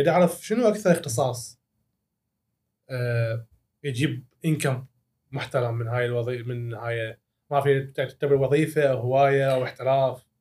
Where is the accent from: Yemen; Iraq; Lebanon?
Iraq; also born or lived in Syria; إحنا يعني كعراقيين